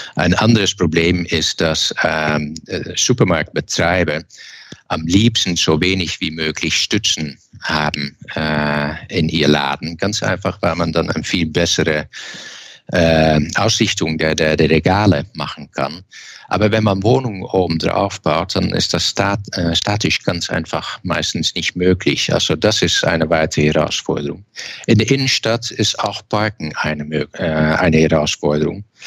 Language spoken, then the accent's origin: German; eastern Netherlands, Netherlands; German is a second language; now in Germany; Ich komme aus dem Osten und das Osten ist selbstverständlich sehr nahe zur Grenze